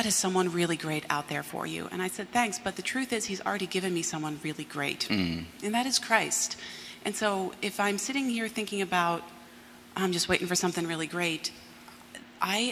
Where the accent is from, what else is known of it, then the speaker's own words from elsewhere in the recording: Pennsylvania, United States; moved away as an adult; now in Chicago, United States; I grew up in Pennsylvania